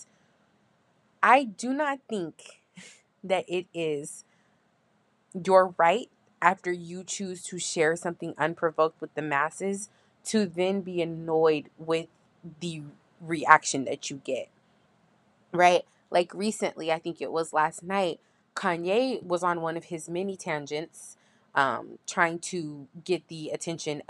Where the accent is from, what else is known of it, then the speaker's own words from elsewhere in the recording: San Diego, California, United States; I'm a California native and I am from Southeast San Diego.